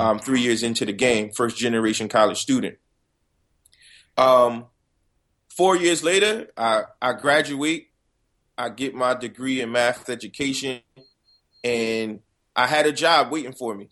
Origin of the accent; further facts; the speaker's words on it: Paterson, New Jersey, United States; I'm just a kid from Patterson